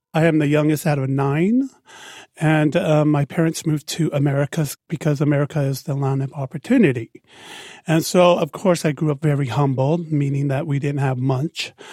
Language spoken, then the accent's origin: English; Salt Lake City, Utah, United States; also born or lived in Tonga; I am from the Kingdom of Tonga, grew up in Salt Lake City